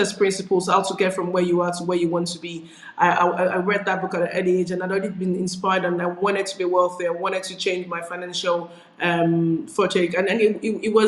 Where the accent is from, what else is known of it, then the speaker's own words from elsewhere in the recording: Nigeria; moved away as an adult; now in United Kingdom; I grew up in Nigeria where I was born. And I relocated as an adult, actually, into the United Kingdom.